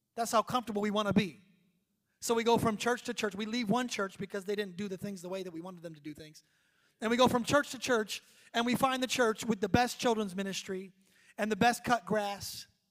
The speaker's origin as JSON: {"language": "English", "country": "United States", "moved": "yes", "said": "we're from New York, New Jersey"}